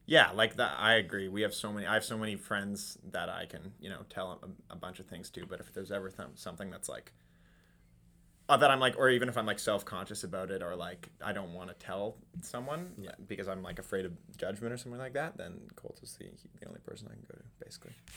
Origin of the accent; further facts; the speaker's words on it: Toronto, Ontario, Canada; moved away as an adult; now in Kingston, Canada; I'm also from Toronto